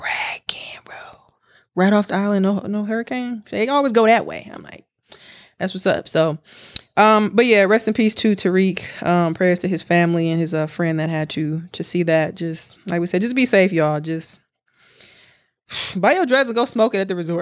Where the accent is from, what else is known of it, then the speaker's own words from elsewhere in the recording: United States; we're from America.